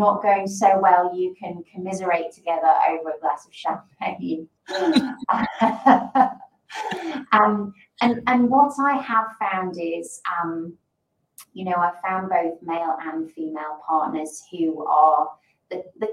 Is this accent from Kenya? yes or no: no; the north of England, United Kingdom; moved away as an adult; also born or lived in London / Sydney / Caribbean; now in Perth, Australia; I'm actually from a town in the north, or a city, I should say, in the north of England